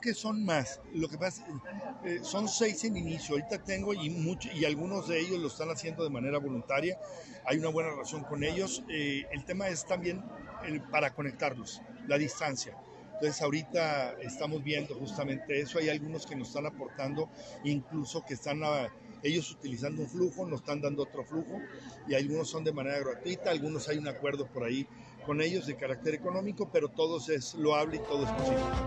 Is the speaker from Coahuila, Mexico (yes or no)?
yes; Torreón, Coahuila, Mexico; como dicen en mi tierra, que es la misma de ustedes